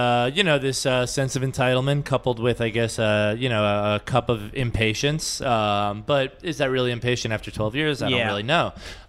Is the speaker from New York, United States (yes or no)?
yes; New York, United States; because I don't feel like you can know a city as a New Yorker.